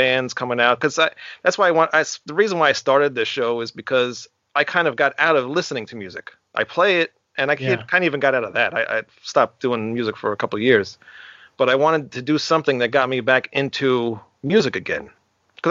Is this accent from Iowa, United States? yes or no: no; Long Island, New York, United States; I'm from Long Island